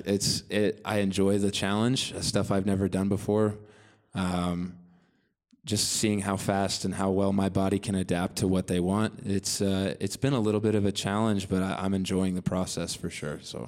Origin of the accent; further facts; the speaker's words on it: Bolivar, Missouri, United States; I'm from Bolivar, Missouri originally, uh, which is the next biggest town close to there is Springfield, which is in the southwest corner of Missouri